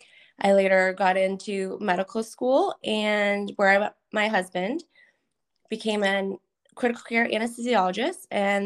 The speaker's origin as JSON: {"language": "English", "town": "Methuen", "region": "Massachusetts", "country": "United States", "tie": "born there", "said": "Sure. So I was born in Methuen, Massachusetts."}